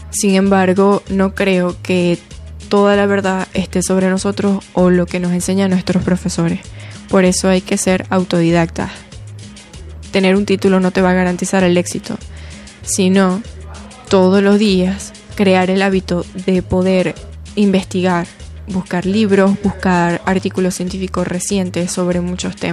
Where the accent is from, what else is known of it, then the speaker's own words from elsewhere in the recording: Punto Fijo, Falcón, Venezuela; soy de Punto Fijo Estado Falcón y estudio nutrición y dietética en la Facultad de Medicina de la Universidad del Zulia.